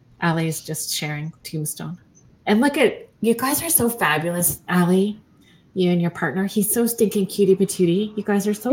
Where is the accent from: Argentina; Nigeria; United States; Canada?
Canada; Sault Ste. Marie, Ontario; also born or lived in Alberta; now in Southern Ontario, Canada; I'm from Sault Ste. Marie originally